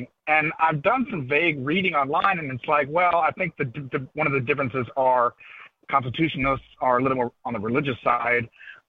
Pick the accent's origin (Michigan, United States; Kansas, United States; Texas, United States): Texas, United States; Dallas; also born or lived in Nashville, Tennessee; now in Richmond, United States; I lived in Nashville for 5 years, nice little town, but I'm from Dallas originally